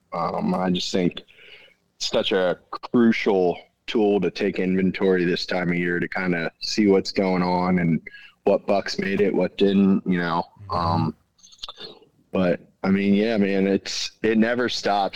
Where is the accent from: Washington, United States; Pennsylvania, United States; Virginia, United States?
Pennsylvania, United States; central; i'm from central pennsylvania